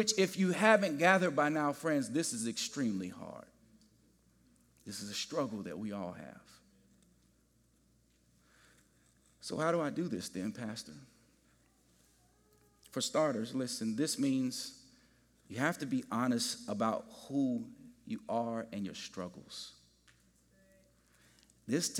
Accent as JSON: {"language": "English", "town": "Gary", "region": "Indiana", "country": "United States", "tie": "born or raised there", "said": "I grew up in Gary, Indiana"}